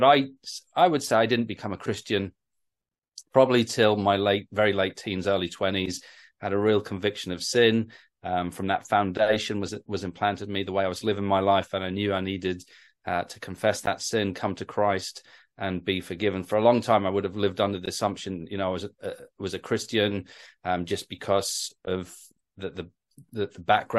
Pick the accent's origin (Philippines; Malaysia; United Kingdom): United Kingdom; North East England; now in London, United Kingdom; my accent's sort of hard to guess sometimes. I grew up in the Northeast, and then my dad actually got a job as a pastor down in the South in London.